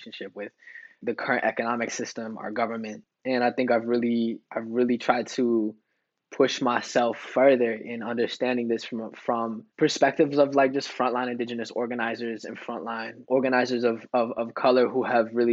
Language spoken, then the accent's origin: English; United States; me growing up, a son of, you know, indigenous immigrant father from Mexico, growing up in the States